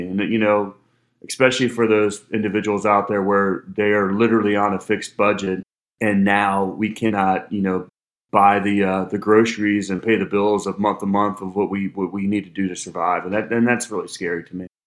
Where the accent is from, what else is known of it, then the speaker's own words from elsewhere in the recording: Cincinnati, Ohio, United States; I'm from Cincinnati, Ohio